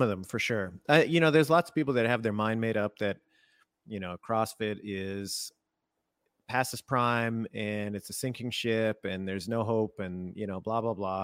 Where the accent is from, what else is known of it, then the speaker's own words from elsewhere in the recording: Canada; I was born in Canada